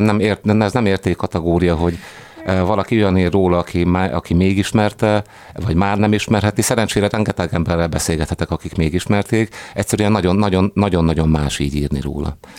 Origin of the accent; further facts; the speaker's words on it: Cegléd, Pest, Hungary; moved away as an adult; also born or lived in Szeged; Szegléden születtem